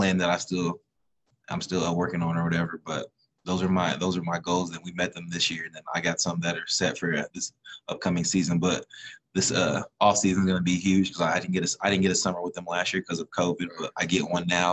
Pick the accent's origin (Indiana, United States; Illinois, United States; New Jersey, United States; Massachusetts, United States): Indiana, United States; we're from Indiana.